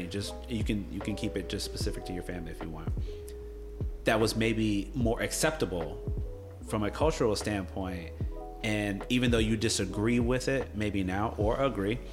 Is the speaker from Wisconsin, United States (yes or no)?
no; Gainesville, Florida, United States; when I was growing up, so I'm from Gainesville, Florida